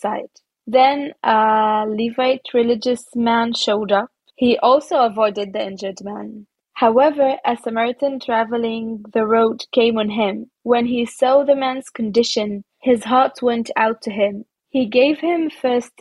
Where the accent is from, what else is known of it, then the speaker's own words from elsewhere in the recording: Nazareth, Northern District, Israel; English is a second language; moved away as an adult; now in Germany; I grew up even in Nazareth, the Holy Land